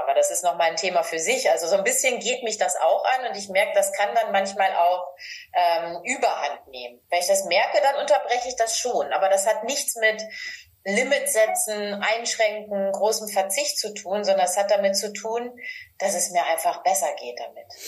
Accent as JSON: {"language": "German", "region": "Northern Germany", "country": "Germany", "said": "Ich komme aus Norddeutschland"}